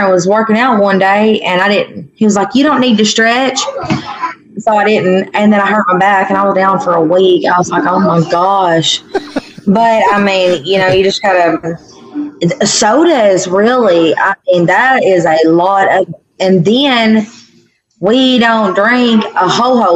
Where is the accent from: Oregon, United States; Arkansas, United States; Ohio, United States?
Arkansas, United States; Manila; Manila's my hometown